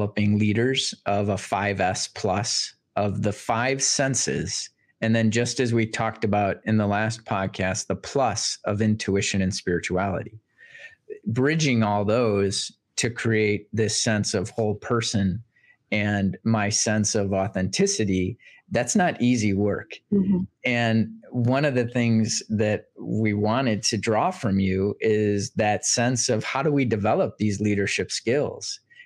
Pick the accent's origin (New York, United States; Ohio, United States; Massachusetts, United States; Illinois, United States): Massachusetts, United States; Boston; growing up in Boston